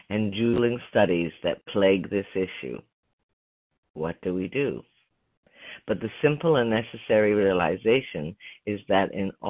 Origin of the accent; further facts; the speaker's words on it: Beaver, Pennsylvania, United States; I grew up in Beaver, Pennsylvania, a small town outside Pittsburgh, where we lived in a real old style neighborhood.